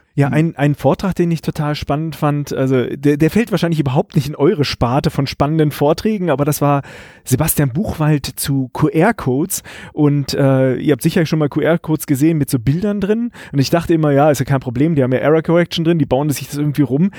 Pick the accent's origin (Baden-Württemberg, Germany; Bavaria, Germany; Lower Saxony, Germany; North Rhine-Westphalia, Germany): Baden-Württemberg, Germany; Karlsruhe; Ich komme hier aus Karlsruhe